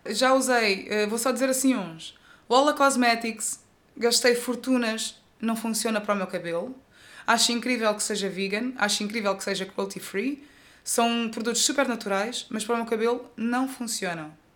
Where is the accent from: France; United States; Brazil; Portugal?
Portugal; Tavira, Algarve; eu cresci num bairro aqui em Tavira